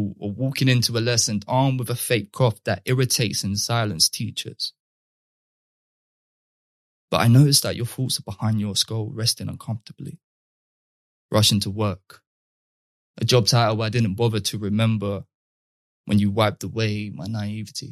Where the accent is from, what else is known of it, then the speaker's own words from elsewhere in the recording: London, United Kingdom; I come from like very laddish culture, which is almost like either the sweet mates or the rude boys, which is something that's fundamental to growing up in London in particular